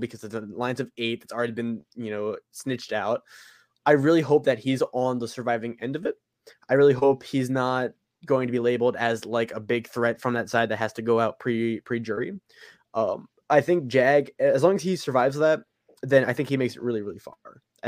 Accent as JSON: {"language": "English", "region": "the South", "country": "United States", "accent": "southern", "said": "It's just my southern accent."}